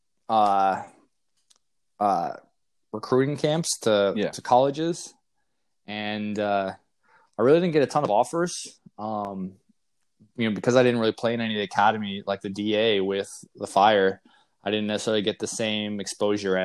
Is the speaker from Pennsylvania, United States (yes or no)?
no; Naperville, Illinois, United States; also born or lived in Fargo, North Dakota; I was born in Fargo, North Dakota. Not really any soccer there, but I, from young age, we moved to the suburbs of Chicago, Naperville, Aurora area